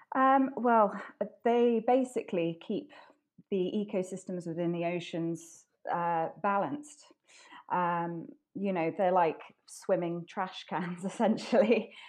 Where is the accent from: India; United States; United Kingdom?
United Kingdom; Wales; I grew up in Wales